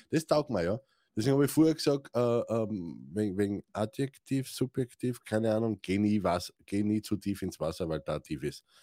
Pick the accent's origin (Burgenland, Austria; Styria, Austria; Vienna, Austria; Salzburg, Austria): Styria, Austria; Oder ich bin ein Steirer, was interessiert mich Deutsch?